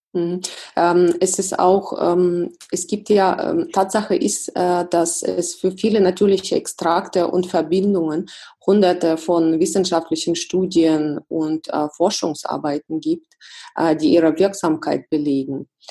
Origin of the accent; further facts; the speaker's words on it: Russia; now in Germany; mein Heimatland ist Russland